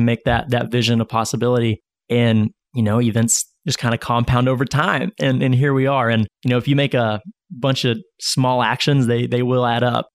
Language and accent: English; Northwest Arkansas, United States; growing up in Northwest Arkansas